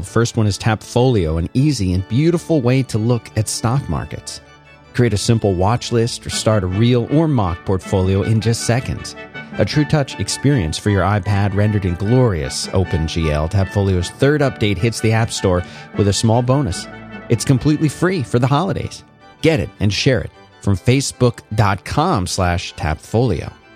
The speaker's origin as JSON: {"language": "English", "town": "Philadelphia", "region": "Pennsylvania", "country": "United States", "tie": "born or raised there", "also_born_or_lived": "South Florida / Central Florida / Austin, Texas / Raleigh, North Carolina", "moved": "as an adult"}